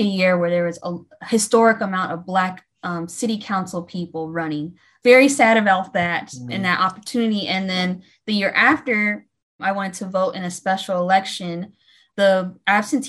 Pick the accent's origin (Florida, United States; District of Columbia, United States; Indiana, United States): Indiana, United States; Fort Wayne; moved away as an adult; also born or lived in Atlanta, Georgia; I was born and raised in Fort Wayne, Indiana